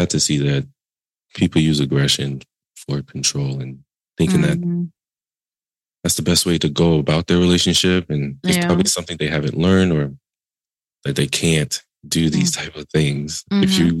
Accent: United States; here in America, we're, you know, being American.

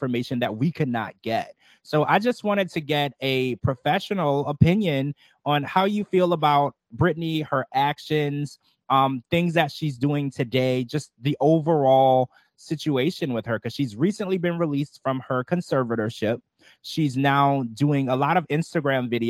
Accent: Baton Rouge, Louisiana, United States; I grew up in Baton Rouge, Louisiana

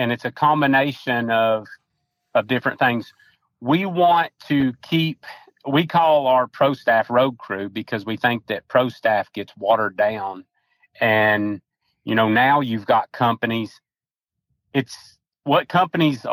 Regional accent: the South, United States; growing up in the South

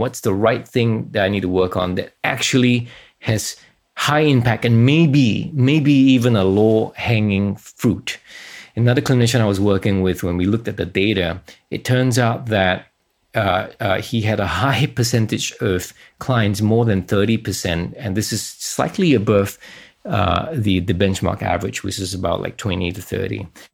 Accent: Singapore; moved away; I was from Singapore, so I had to be conscripted for two and a half years.

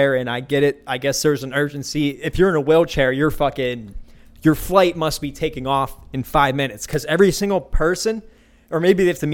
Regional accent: Pittsburgh, Pennsylvania, United States; moved away; my hometown of Pittsburgh, Pennsylvania

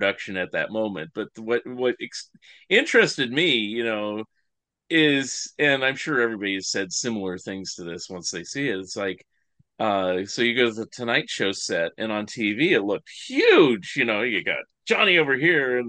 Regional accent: San Francisco Bay Area, California, United States; I did live there a couple of years when I was a kid, but I grew up in the San Francisco Bay Area.

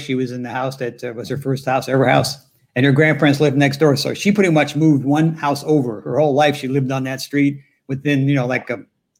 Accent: Youngstown, Ohio, United States; in Youngstown, you know, because people don't know.

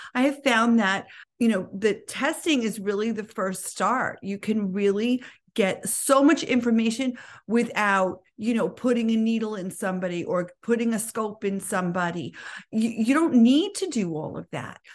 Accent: New York City, New York, United States; I was Born and educated in New York City

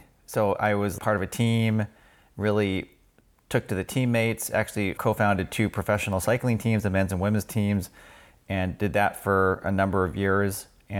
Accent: Sunnyvale, California, United States; I was born in the Bay Area, Sunnyvale, native

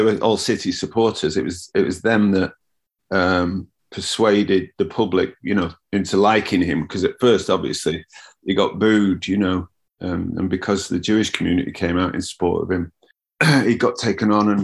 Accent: Manchester, North West England, United Kingdom; I was born in central Manchester in a place called Alcrington

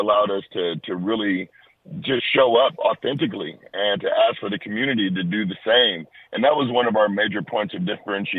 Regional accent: Los Angeles, California, United States; I'm born and raised in Los Angeles

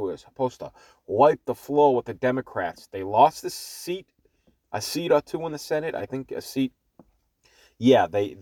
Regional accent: Boston, Massachusetts, United States; accent: Boston; my whole life I'm from Boston, from Massachusetts, so the Boston accent is normal to us

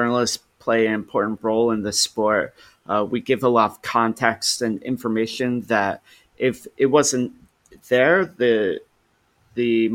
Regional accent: United States; as an American

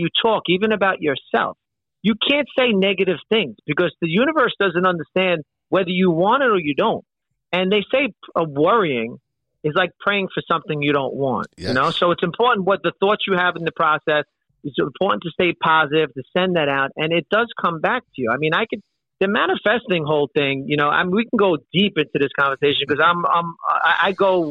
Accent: New York City, New York, United States; we grew up in Brooklyn

